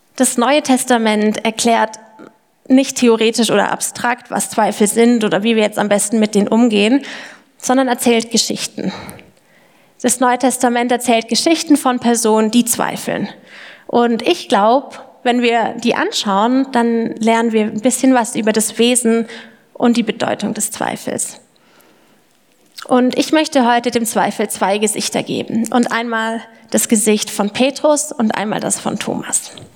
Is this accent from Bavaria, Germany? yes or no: yes; Lindau, Bavaria, Germany; moved away as an adult; also born or lived in Erlangen/Nuremberg (FAU); now in Erlangen, Germany; ich komme ursprünglich aus dem Allgäu, äh, vom Lindau am Bodensee, um genau zu sein